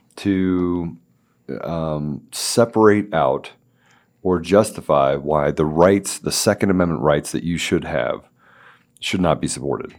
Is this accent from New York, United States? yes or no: no; Washington, District of Columbia, United States; I grew up in the Washington, D C area.